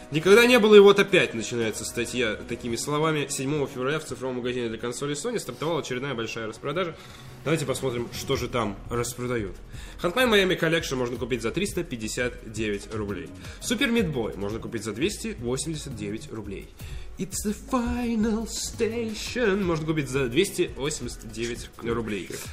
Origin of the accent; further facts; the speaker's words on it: Moscow, Russia; мы, холеные москвичи